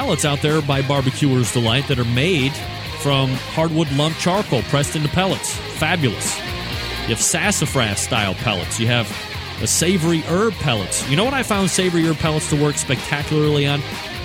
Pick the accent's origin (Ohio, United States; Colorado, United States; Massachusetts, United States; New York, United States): Ohio, United States; Cleveland; I'm from Cleveland